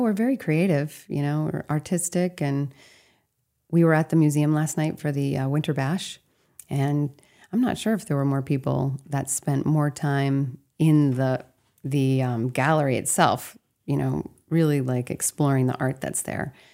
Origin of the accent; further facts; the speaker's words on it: Castine, Maine, United States; I'm from the Castine Down East area